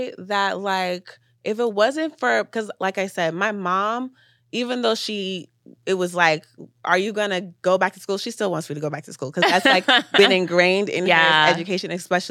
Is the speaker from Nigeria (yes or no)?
yes; Nigeria; But I will say being a Nigerian also helped me, like, push past obstacles.